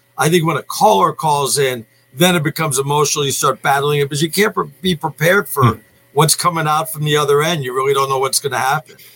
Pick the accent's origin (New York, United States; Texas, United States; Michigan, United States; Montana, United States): New York, United States; moved away; I grew up in New York